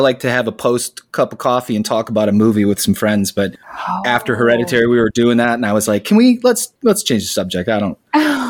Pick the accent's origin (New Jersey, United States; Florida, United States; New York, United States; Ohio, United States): Ohio, United States; moved away; We're both from Ohio originally. He still lives there. I got out and moved to the desert.